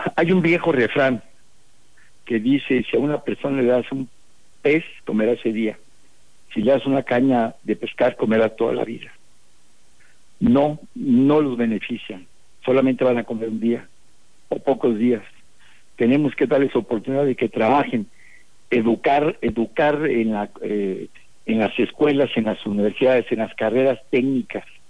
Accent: Mexico; Todos somos mexicanos

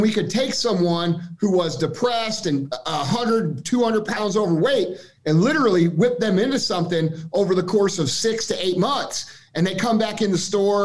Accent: Missouri, United States; we're regular dudes from Missouri

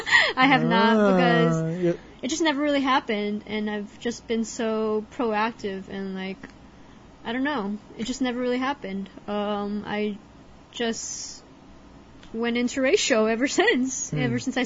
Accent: Southern California, United States; I'm American born. We're both from California. We're both from Southern California.

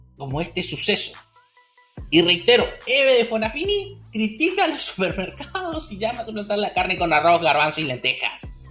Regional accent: Argentina

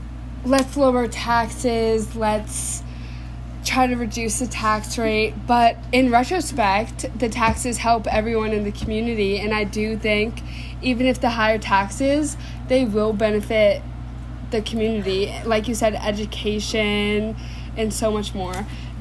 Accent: Massachusetts, United States; I'm from Nord Mass.

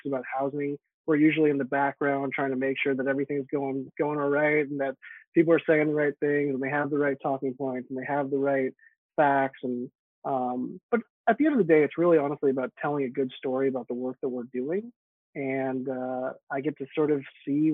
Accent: San Francisco, California, United States; I grew up in San Francisco

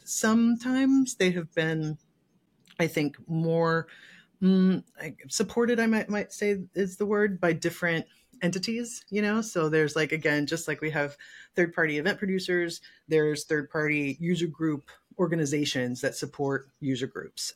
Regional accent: Michigan, United States; also born or lived in Texas / Seattle / California; now in Los Angeles, United States; I'm from Michigan originally.

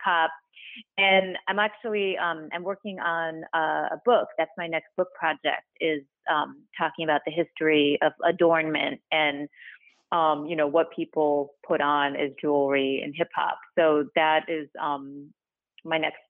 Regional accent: Detroit, Michigan, United States; moved away as an adult; also born or lived in Kazakhstan / New York; I grew up in Detroit

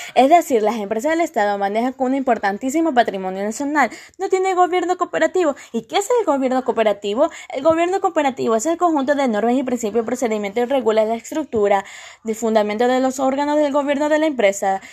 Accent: Ecuador; somos ecuatorianos

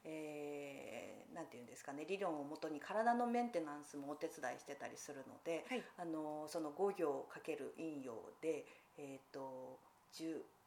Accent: Fukushima, Japan; moved away; 私が田舎がその福島の出身

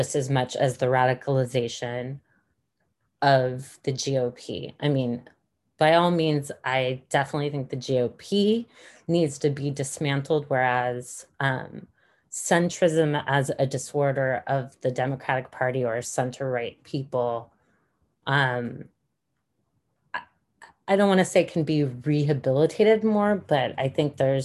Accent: United States; as an American citizen

